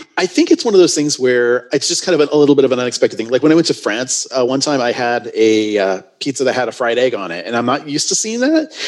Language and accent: English; Southern California, United States; you and I grew up in Southern California.